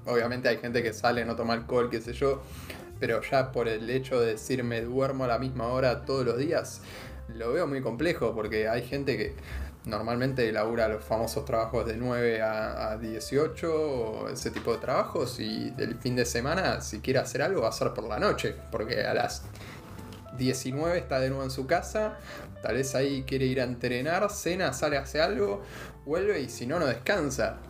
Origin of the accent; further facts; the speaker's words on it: Argentina; éramos un país mucho más agropecuario que ahora todavía